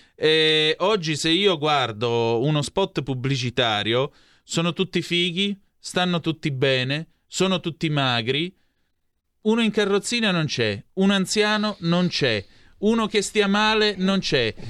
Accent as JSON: {"language": "Italian", "area": "near Vibo Valentia", "region": "Calabria", "country": "Italy", "tie": "born or raised there", "said": "a Vibo Valencia, vicino a dove sono cresciuto io"}